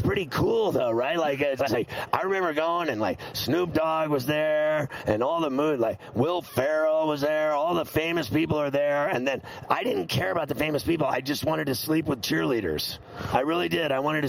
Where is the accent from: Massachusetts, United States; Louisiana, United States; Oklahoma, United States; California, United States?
California, United States; Huntington Beach; moved away; So when I lived in L.A., I lived in Huntington Beach. I'm from Huntington Beach, but I worked in Culver City